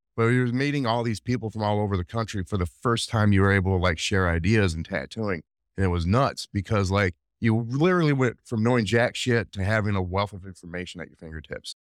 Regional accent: Rockford, Illinois, United States; I grew up in Northern Illinois, Rockville, Illinois, to be specific

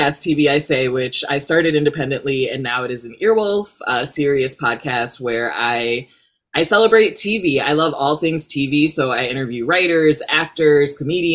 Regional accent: Rockford, Illinois, United States; moved away as an adult; also born or lived in Chicago, Illinois; now in Los Angeles, United States; I am from Illinois, Midwest. I grew up in Rockford, Illinois

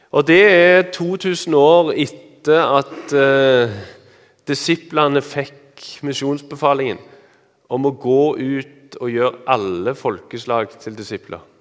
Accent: Randaberg, Rogaland, Norway; accent: Randaberg/Stavanger dialect; now in Eastern Norway; Dere hører at jeg har eh, Randaberg- eller Stavanger-dialekt. Jeg er egentlig fra Randaberg. … Eh, men jeg bor på Østlandet.

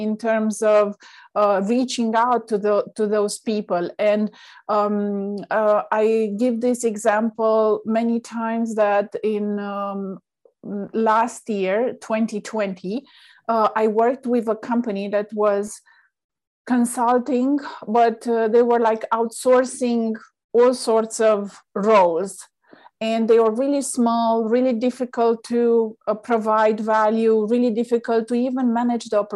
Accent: Romania; moved away; I'm originally from Romania

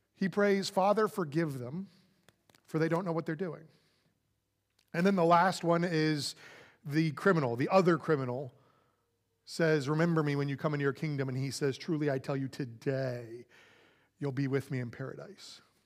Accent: Florida, United States; moved away as an adult; also born or lived in California / Saint Louis, Missouri; now in Texas, United States; growing up in Florida with a very southern family

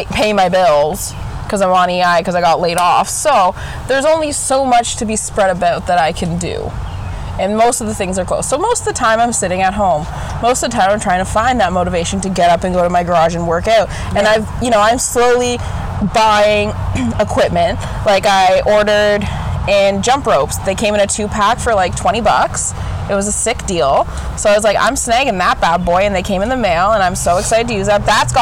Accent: Canada; being a Canadian

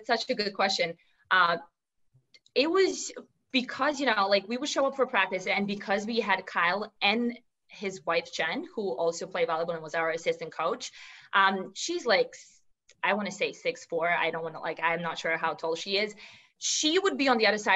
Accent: Serbia; English is a second language; moved away as an adult; also born or lived in New York City; I'm originally from Serbia, and that's, a small country in Europe

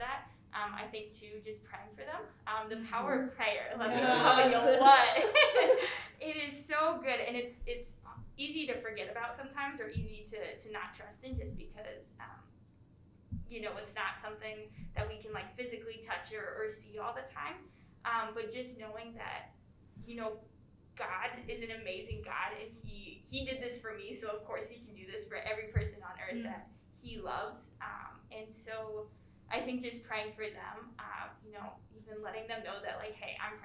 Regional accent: Ohio, United States; moved away; I'm from Ohio, so it's 11 hours away

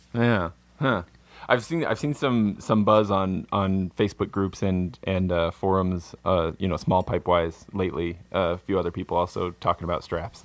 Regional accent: American Southwest, United States; I grew up in the American Sou-, Southwest, you know, it's not exactly, it's not Appalachia out here

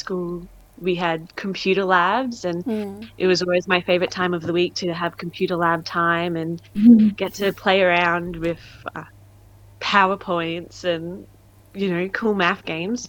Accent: Queensland, Australia; moved away as an adult; now in Sydney, Australia; I'm a Bundjalung woman with roots in northern New South Wales, but born and raised in Queensland.

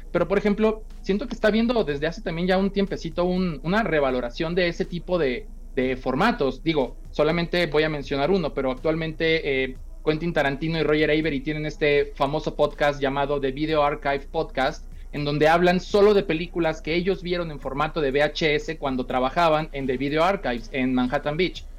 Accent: Sinaloa, Mexico; como soy de Sinaloa

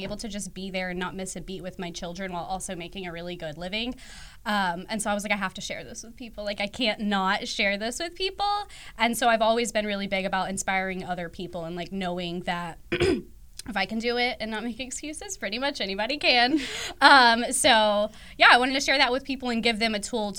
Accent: Dallas, Texas, United States; I'm here from Dallas, DFW, born and raised here

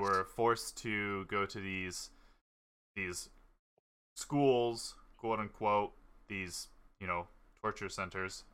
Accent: Canada; we've all grown up in Canada

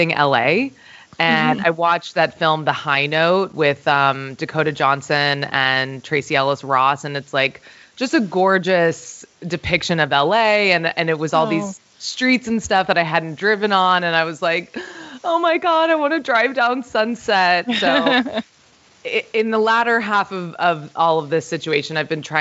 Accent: St. Croix, U.S. Virgin Islands; when I was growing up, I'm from a small island in the Caribbean. I'm from St. Croix in the U.S. Virgin Islands

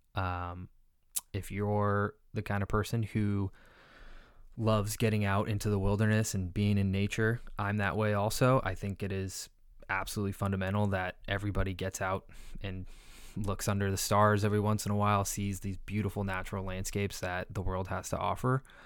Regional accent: California, United States; California, my home state.

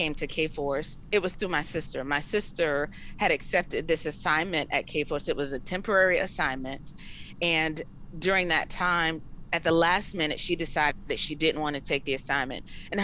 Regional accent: Florida, United States; Born and raised in Florida. My family, we are in the Polk County area

